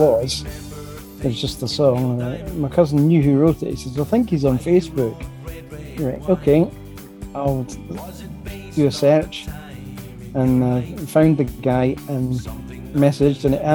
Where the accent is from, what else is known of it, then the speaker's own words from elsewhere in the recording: Dunfermline, Scotland, United Kingdom; I'm from Dunfermline.